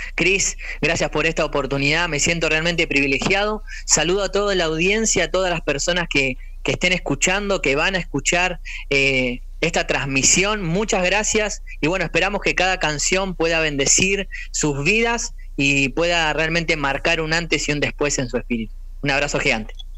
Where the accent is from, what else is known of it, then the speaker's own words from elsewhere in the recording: Argentina; Yo me crié acá en, Argentina